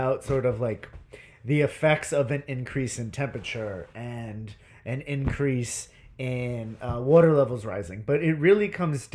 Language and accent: English; Northeast, United States; I'm from the Northeast